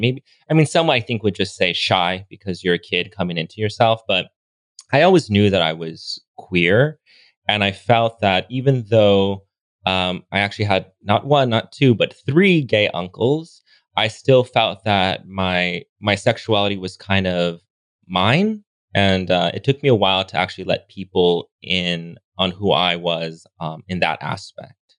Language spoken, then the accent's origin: English; Los Angeles, California, United States; moved away as an adult; now in Palm Springs, United States; I grew up in Los Angeles, born and raised.